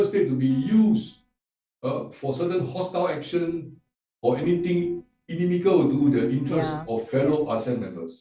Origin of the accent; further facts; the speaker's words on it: Singapore; I am from Singapore, which is a city state